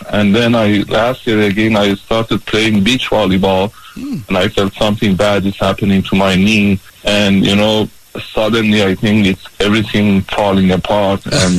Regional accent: Iran; English is a second language; moved away as an adult; also born or lived in Boston; now in Los Angeles, United States; I'm originally Iranian

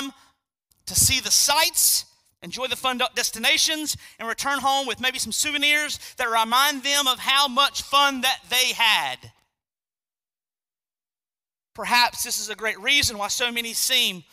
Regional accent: United States; as an American Christian

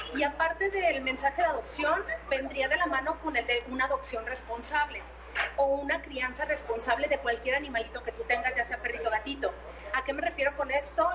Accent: Mexico; a los meros mexas, a los meros metaleros mexicanos que somos nosotros

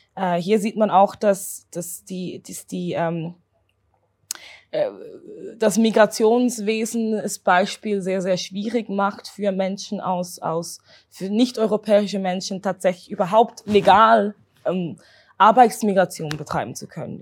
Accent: Zurich, Switzerland; bin Zürcherin, also hier geboren, hier aufgewachsen

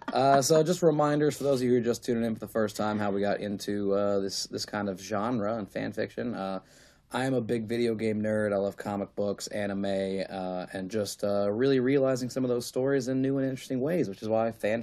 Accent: New Jersey, United States; I'm from Jersey. What do I know? Hey. I'm from Jersey

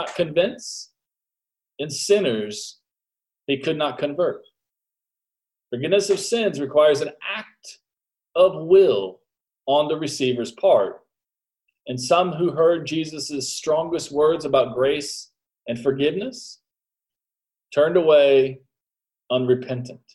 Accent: United States; as an American

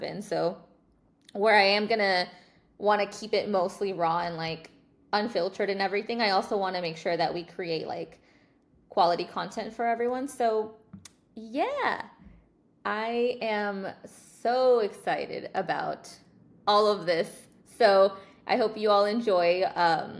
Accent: Dallas, Texas, United States; I was born and raised in Dallas

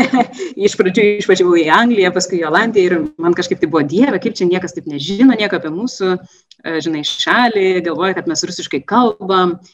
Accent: Lithuania; moved away as an adult; also born or lived in England / Netherlands; esu iš Lietuvos, iš Rytų Europos.

